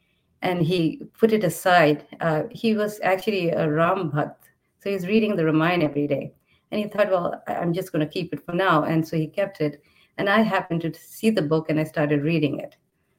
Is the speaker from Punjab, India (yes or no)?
no; Prayagraj, Uttar Pradesh, India; also born or lived in Los Angeles, United States / Chicago, United States; now in Boise, United States; I was born in Prayag. You know, it used to be called Allahabad.